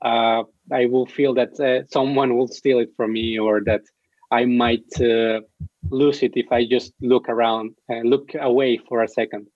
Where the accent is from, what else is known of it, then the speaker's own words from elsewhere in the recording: Mexico; I'm from Mexico